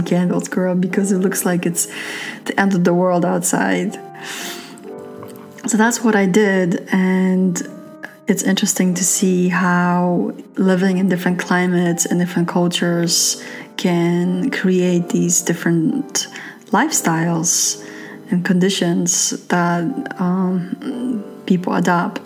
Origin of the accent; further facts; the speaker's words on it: New York City, New York, United States; moved away as an adult; I'm from New York City, and I've noticed that when I lived in New York City